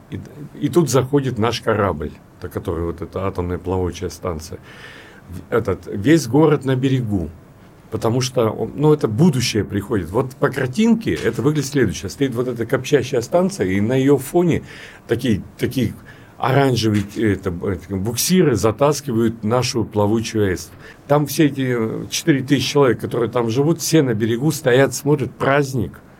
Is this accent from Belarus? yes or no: no; Anadyr, Chukotka Autonomous Okrug, Russia; я же из Чукотки, я родился в Анадре, да, и нас возили э, в Белибино – и там было единственное место на Чукотке, где был белый снег.